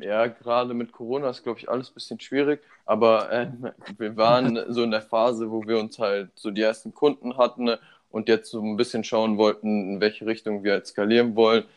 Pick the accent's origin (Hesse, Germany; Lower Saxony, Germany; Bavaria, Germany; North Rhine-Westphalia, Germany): Bavaria, Germany; Munich; moved away as an adult; now in Berlin, Germany; Ich bin 24 Jahre alt, bin hier in München geboren